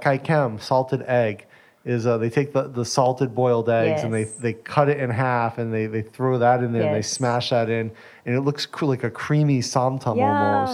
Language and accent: English; United States; I'm American